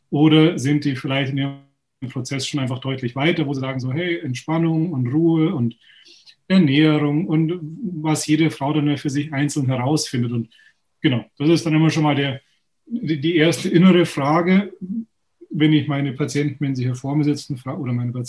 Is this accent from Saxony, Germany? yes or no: no; Munich, Bavaria, Germany; komme aus München, bin geboren in München, praktiziere in der Nähe von München